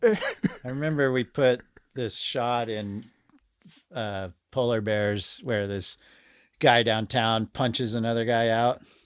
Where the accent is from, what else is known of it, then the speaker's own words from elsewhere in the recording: Anchorage, Alaska, United States; I'm from the hillside. I grew up in Glen Alps, so above the Chugoch State Park parking lot